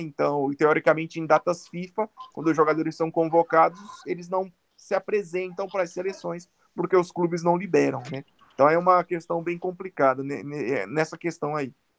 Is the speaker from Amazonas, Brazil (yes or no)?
no; Paraíba, Brazil; also born or lived in São Paulo; now in Guarulhos, Brazil; eu sou nascido em São Paulo, mas eu sou criado na Paraíba, minha família toda é de lá